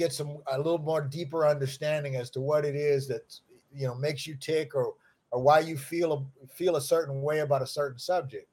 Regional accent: Lincoln Heights, Ohio, United States; I'm from Lincoln Heights, Ohio, a little podunk town in Ohio

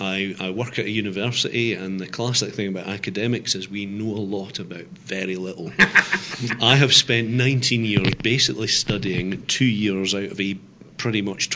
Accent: Scotland, United Kingdom; The accent might give that away. I'm originally Scottish. My mum's from Yorkshire, but I am Scottish.

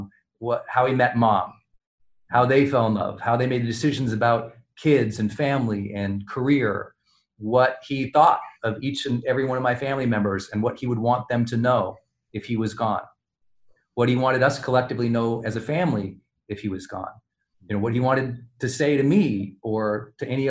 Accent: Montana, United States; growing up in Montana

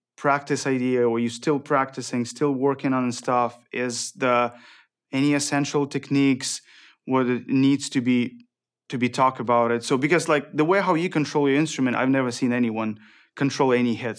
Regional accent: Ukraine; moved away; I'm from Ukraine

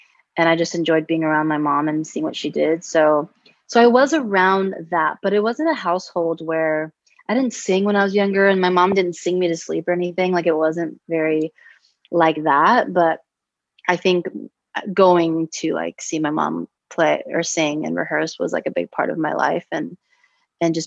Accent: Huntington Beach, California, United States; also born or lived in Anaheim, California; I grew up in Orange County, specifically Huntington Beach and then Anaheim

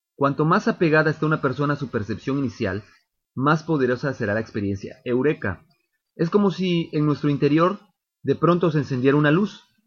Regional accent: Mexico; como mexicanos

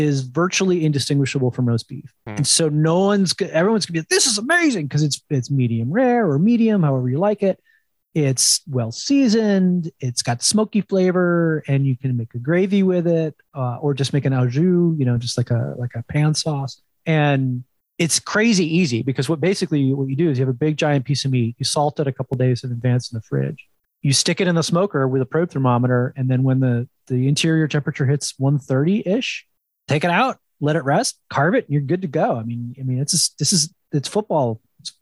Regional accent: New Jersey, United States; up in the Northeast, I grew up in New Jersey

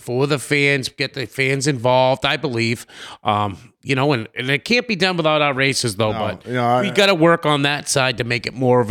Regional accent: Lowell, Massachusetts, United States; I was a kid from Lowell.

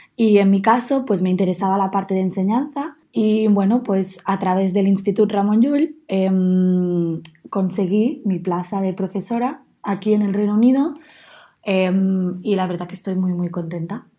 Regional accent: Manlleu, Catalonia, Spain; moved away as an adult; now in Newcastle, United Kingdom; yo soy de una ciudad muy pequeña que se llama Manlleu y que está como a una hora más o menos de Barcelona

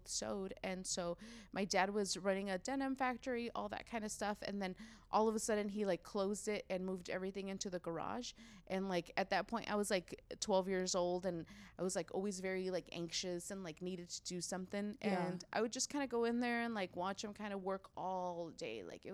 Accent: Los Angeles, California, United States; first language Spanish; English is a second language; moved away as an adult; now in San Diego, United States; I grew up in LA in the San Fernando Valley.

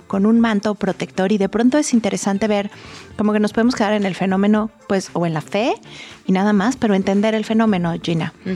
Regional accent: Mexico; como mexicanos

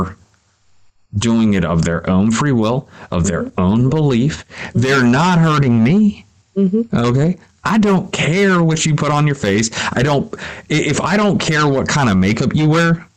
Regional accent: United States; I'm just a Yank. I'm just an American

